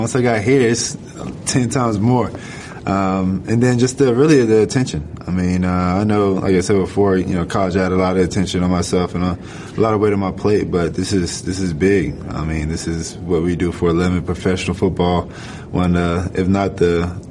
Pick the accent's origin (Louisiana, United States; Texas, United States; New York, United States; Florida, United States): Florida, United States; Gainesville; moved away; 815 Harrison Square was the neighborhood